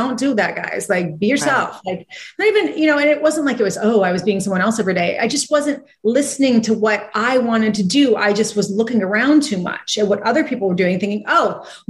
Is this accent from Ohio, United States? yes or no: no; Santa Barbara, California, United States; growing up in Santa Barbara, like I always had a business